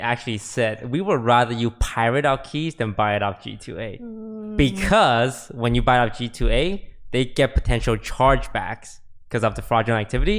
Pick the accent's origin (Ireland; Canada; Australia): Canada; now in United States; Oh, yeah. I'm Canadian.